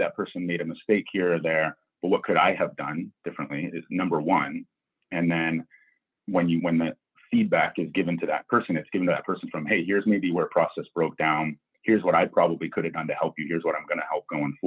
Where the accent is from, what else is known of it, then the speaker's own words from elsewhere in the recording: Maine, United States; moved away; also born or lived in Canada; I'm from Maine, so I'm sort of almost a Canadian